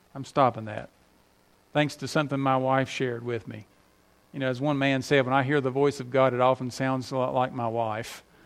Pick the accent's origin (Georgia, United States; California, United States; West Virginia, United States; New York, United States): West Virginia, United States; moved away; up there in my home state